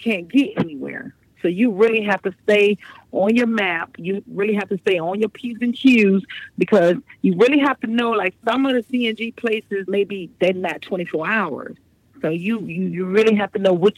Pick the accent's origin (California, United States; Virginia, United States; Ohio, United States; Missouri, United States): Virginia, United States; also born or lived in Brooklyn, New York / Chesapeake, Virginia; I was born in Brooklyn, but my mother quickly moved us out of there around when I was 7 years old. So pretty much we've been in Virginia since then.